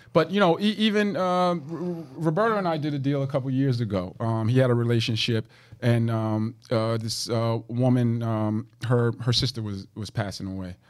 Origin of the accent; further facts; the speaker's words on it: Jersey City, New Jersey, United States; growing up in Jersey City